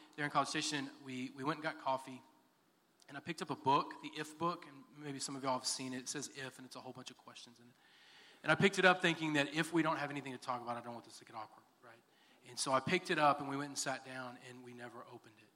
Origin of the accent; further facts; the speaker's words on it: Texas City, Texas, United States; also born or lived in Dallas, Texas / Garland, Texas / Sulphur Springs, Texas; Moved to Sulphur Springs and then moved to what I consider my hometown, which is Texas City, Texas. I graduated from Texas City.